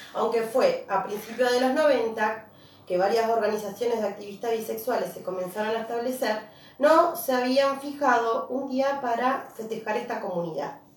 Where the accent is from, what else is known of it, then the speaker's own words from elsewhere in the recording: Río Gallegos, Santa Cruz, Argentina; yo soy de Río Gallegos